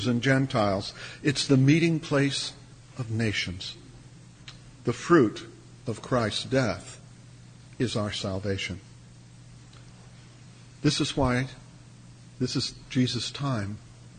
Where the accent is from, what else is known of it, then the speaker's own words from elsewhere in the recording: United States; also born or lived in South Africa; being an American